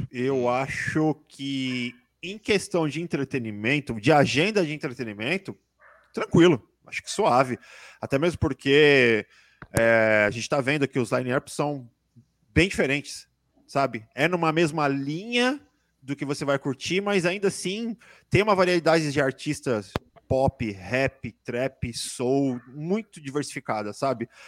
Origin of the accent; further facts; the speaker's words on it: Brazil; a gente como brasileiro é foda, tudo bem